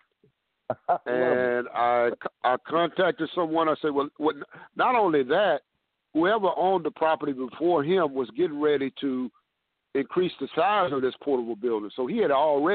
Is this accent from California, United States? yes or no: no; Houston, Texas, United States; I was born and raised in Fifth Ward, Texas, in Houston, Texas.